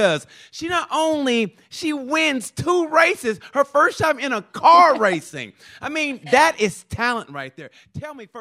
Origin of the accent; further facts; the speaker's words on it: United States; I'm American